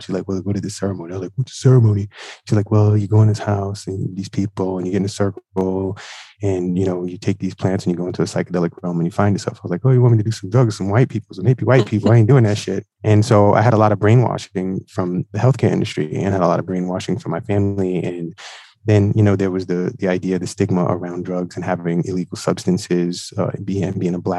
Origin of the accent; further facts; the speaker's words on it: New York City, New York, United States; I am from Brooklyn, New York